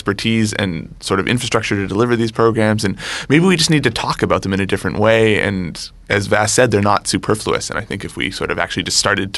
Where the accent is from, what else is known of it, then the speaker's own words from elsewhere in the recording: Montreal, Quebec, Canada; now in Toronto, Canada; lower income kid growing up in Montreal